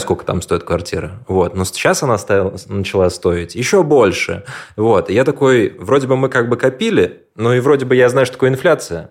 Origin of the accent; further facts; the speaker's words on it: Moscow, Russia; я москвич